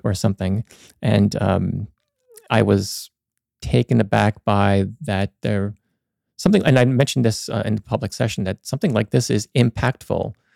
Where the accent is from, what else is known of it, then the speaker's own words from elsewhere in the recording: Hopatcong, New Jersey, United States; moved away as an adult; also born or lived in Dover, New Jersey; now in Sparta, United States; I grew up in the Hopatcong, lived there most of my life until, uh, we got married